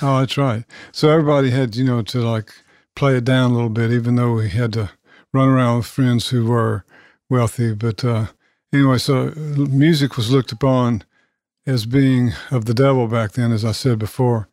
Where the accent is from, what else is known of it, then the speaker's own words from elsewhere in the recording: Nashville, Tennessee, United States; I grew up in South Nashville off Franklin Road